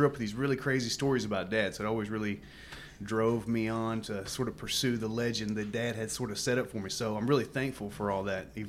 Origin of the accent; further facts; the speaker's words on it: Southeast Oklahoma, United States; I grew up in Southeast Oklahoma. Kind of come from a really musical family. It's kind of the family that's known for music back home.